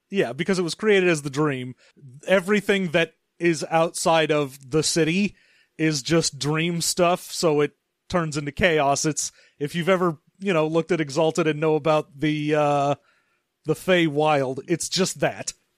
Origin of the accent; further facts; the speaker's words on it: California, United States; as a Californian